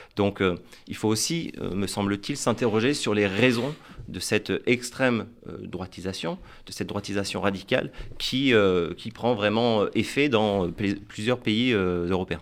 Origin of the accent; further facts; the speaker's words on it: France; en tant que Français